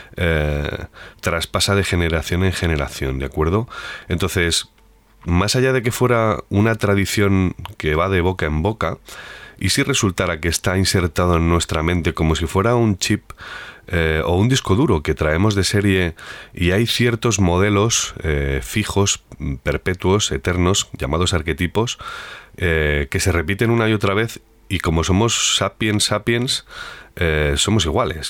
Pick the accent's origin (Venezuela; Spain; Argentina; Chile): Spain; Madrid, Community of Madrid; also born or lived in Castile and León; soy de ciudad, nací en Madrid, pero me he empapado mucho en Castilla y León